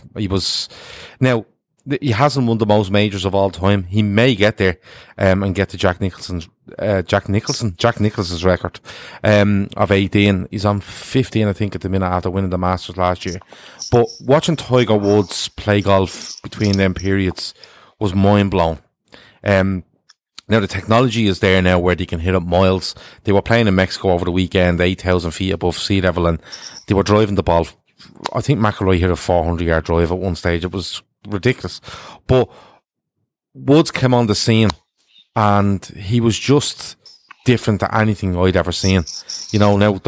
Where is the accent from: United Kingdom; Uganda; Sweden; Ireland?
Ireland; we're Irish